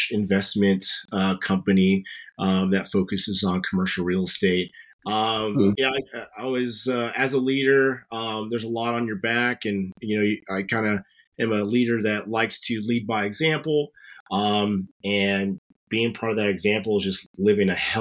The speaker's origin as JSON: {"language": "English", "town": "Wahoo", "region": "Nebraska", "country": "United States", "said": "I'm from the sticks. I'm from Wahoo."}